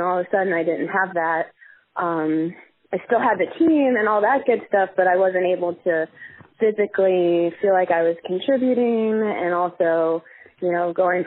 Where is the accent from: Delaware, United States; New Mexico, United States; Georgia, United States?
Georgia, United States; Marietta; moved away as an adult; also born or lived in Asheville, North Carolina; I grew up in Marietta, Georgia, which is just north of Atlanta by about 20, 30 minutes